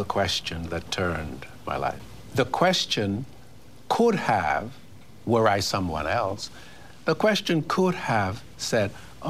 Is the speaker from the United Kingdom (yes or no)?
no; Bahamas; accent: Bahamian; Yes, I learned. My accent was Bahamian. It was terrible. It was sing-songy, as most Caribbean accents are.